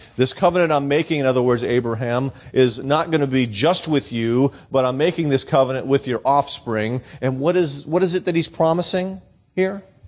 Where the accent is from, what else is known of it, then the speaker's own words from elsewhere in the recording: New England, United States; also born or lived in Florida / Southern Arizona; now in Arizona, United States; born and raised in New England